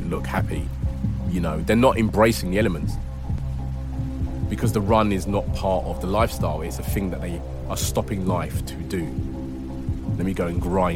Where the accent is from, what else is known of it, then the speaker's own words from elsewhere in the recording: London, United Kingdom; growing up in London